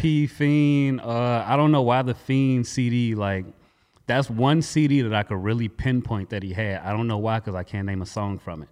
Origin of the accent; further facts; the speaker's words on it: Gary, Indiana, United States; also born or lived in California; I was born in California, don't remember a day of it. Um, practically raised in Gary. All I know is Gary